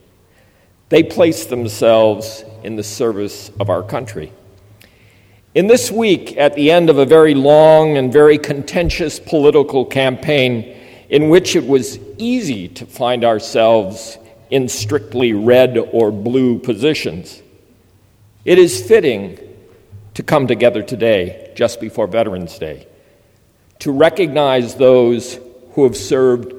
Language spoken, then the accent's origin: English; Minnesota, United States; moved away; teaching high school in my home state of Minnesota.